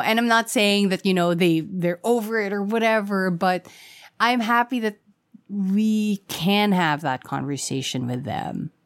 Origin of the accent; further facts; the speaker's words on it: Quezon City, Metro Manila, Philippines; I'm from Quezon City